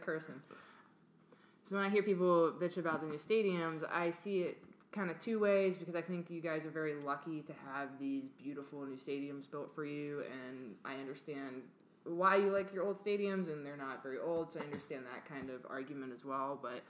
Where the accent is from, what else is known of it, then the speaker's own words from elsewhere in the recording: Baltimore, Maryland, United States; moved away as an adult; now in Atlanta, United States; I was from Baltimore